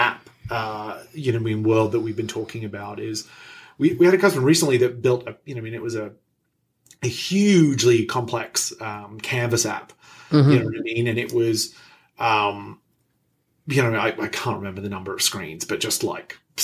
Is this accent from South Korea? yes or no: no; Australia; moved away; I'm Australian